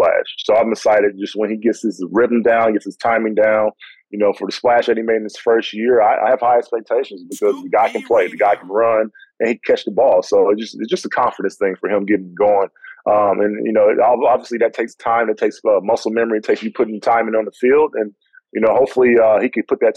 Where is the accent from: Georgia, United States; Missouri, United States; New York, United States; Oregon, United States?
Georgia, United States; I'm from Georgia